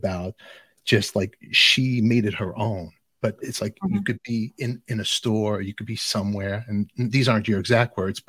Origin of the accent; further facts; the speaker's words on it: New York City, New York, United States; I'm from Brooklyn.